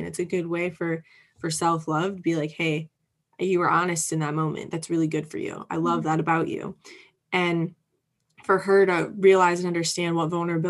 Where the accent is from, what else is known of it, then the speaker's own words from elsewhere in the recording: Midwest, United States; And I'm from the Midwest. So there's this Midwestern hospitality that is just so strong